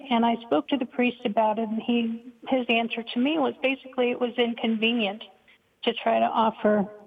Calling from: Charlotte, North Carolina, United States; From Charlotte, North Carolina.

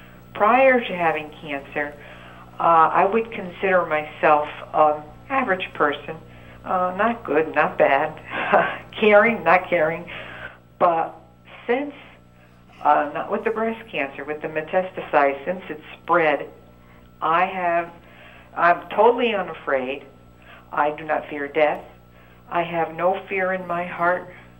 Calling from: Connecticut, United States; I'm from Connecticut.

